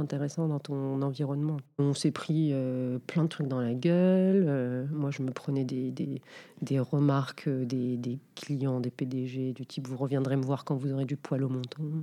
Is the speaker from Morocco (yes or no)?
yes; Casablanca, Casablanca-Settat, Morocco; moved away as an adult; now in France; je suis née à Casablanca. Donc, j'ai fait mes études, enfin, collège, lycée à Casa